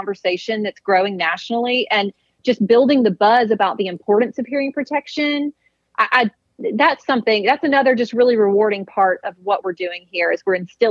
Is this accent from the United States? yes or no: yes; Mississippi, United States; growing up in Mississippi in a hunting family